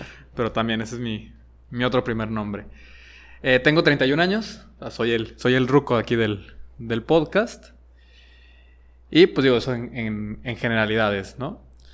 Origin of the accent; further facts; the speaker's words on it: Guadalajara, Jalisco, Mexico; also born or lived in Monterrey / Mexico City; viví en Monterrey, viví en el DF, aunque soy de aquí de Guadalajara y ahora vivo en Guadalajara